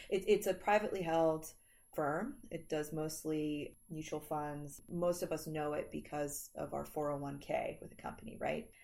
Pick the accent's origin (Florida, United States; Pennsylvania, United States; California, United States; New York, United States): Pennsylvania, United States; Philadelphia; my hometown of Philly